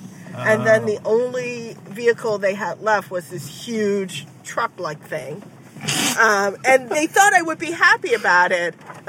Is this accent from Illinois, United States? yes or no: no; New York City, New York, United States; See, I don't know if this is gendered or being a New Yorker